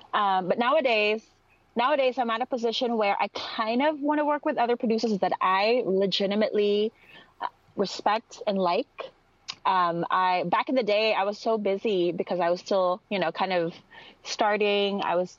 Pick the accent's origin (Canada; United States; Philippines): Philippines; accent: Filipino; English is a second language; Like if I use my Tagalog, my Filipino accent, you would not understand me. Like this is my way of adapting to, you know, a different country, like changing up my accent a little bit.